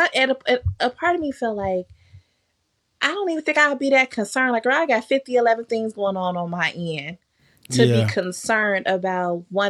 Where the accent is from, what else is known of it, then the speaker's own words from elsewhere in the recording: Jamaica; all the Jamaicans I know outside of my family, just other Jamaicans that I know, we did all grow up with this tough love thing.